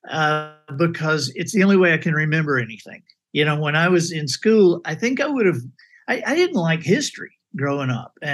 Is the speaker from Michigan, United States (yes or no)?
no; Dothan, Alabama, United States; also born or lived in Birmingham, Alabama / Montgomery, Alabama; I grew up all over Alabama. My dad was a minister, and so we moved uh, you know, every three to five years. And so I grew up in Birmingham and and Montgomery, uh, Dothan.